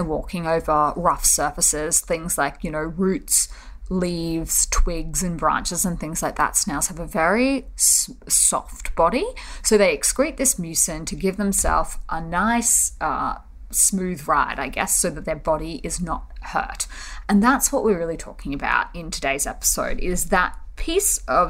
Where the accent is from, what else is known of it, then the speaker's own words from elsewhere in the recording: Australia; now in Seoul, South Korea; I'm an Aussie who is living in Seoul, South Korea